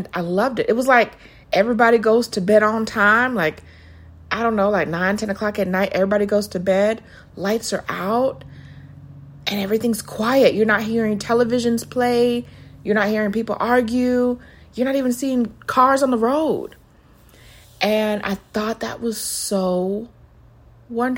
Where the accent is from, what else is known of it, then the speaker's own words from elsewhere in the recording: New York City, New York, United States; moved away as an adult; also born or lived in Atlanta; I'm from the Bronx, and I always say that I'm from the Bronx.